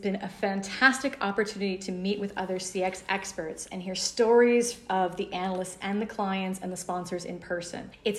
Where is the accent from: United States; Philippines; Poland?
United States; accent: American; now in Paris, France; I handle analyst relations at Capgemini for a variety of topics. And I happen to be based in Paris, France, but as you can hear by my accent, I'm an American. So I'm over today in London from Paris.